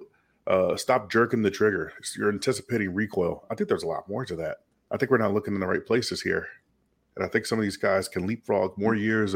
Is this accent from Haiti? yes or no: no; Memphis, Tennessee, United States; people call me … because that's where I'm from. I'm from Memphis, Tennessee.